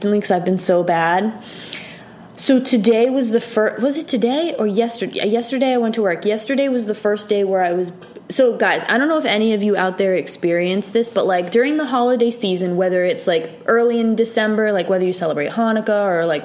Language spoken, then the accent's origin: English; Rhode Island, United States; moved away; I'm from Rhode Island